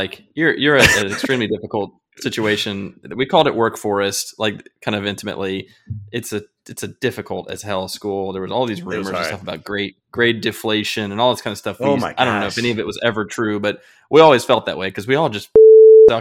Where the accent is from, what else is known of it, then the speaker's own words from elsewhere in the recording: Illinois, United States; I'm from Podunk, Illinois, in a small town where the resources are nil